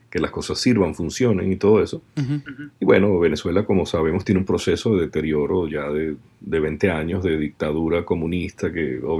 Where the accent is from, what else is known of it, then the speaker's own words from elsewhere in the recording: Guayaquil, Guayas, Ecuador; De Guayaquil. Bueno, yo soy de Guayaquil.